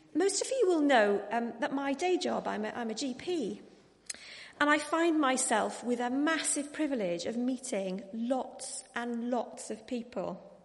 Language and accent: English; Wales, United Kingdom; I am Welsh